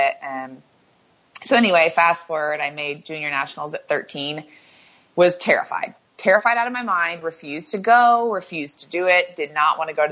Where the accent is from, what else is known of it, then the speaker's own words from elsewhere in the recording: Louisville, Kentucky, United States; moved away as an adult; I grew up in Louisville, Kentucky, and my mom is from Northern California. My dad's from Kentucky